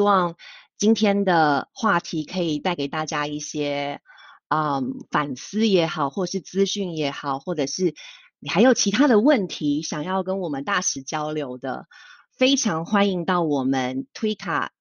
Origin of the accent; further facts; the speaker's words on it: Taiwan; 身为台湾人，我觉得我非常的骄傲